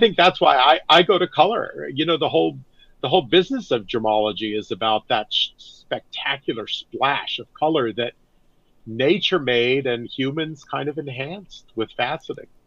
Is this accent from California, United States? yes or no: yes; Northern California, United States; I grew up in Northern California